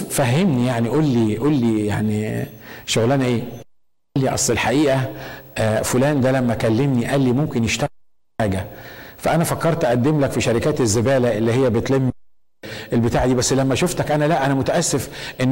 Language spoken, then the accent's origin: Arabic; Egypt; moved away as an adult; لما جيت جديد من من من مصر